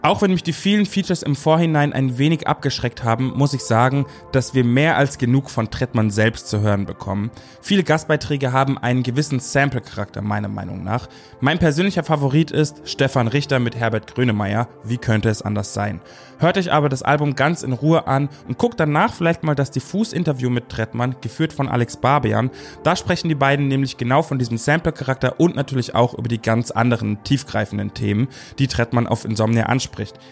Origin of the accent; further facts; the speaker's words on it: Bavaria, Germany; ich als Bayer